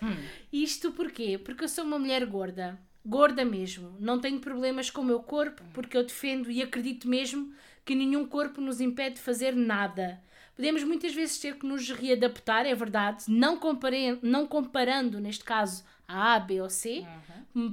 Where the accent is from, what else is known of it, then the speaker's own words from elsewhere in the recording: Palmela, Setúbal, Portugal; tenho 33 anos e sou de Palmela